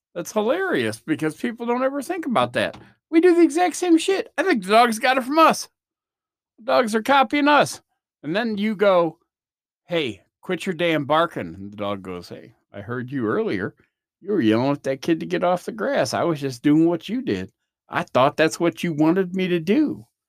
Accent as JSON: {"language": "English", "country": "United States", "said": "I'm from the States"}